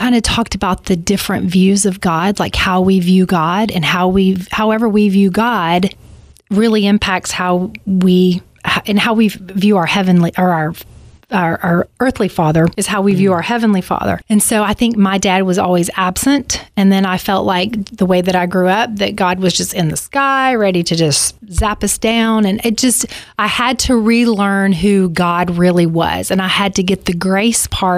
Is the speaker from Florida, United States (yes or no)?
no; Alabama, United States; I grew up in Alabama, so I grew up very Southern Baptist